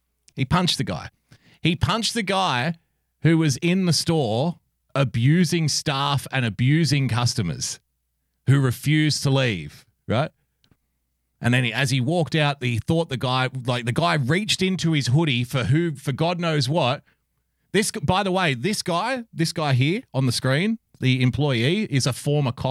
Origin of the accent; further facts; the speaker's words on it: Australia; I love being an Australian